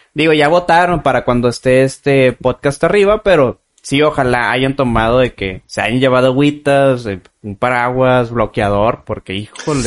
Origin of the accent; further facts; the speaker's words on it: Guadalupe, Nuevo León, Mexico; Somos aquí de Guadalupene todos nosotros.